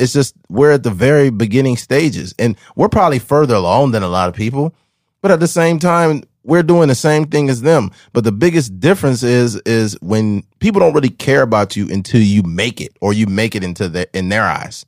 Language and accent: English; Bakersfield, California, United States; I'm from Bakersfield releasing a podcast